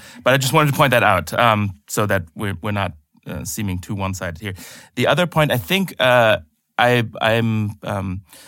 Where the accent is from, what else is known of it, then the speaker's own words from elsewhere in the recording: Germany; at least in my home country of Germany, a little too much.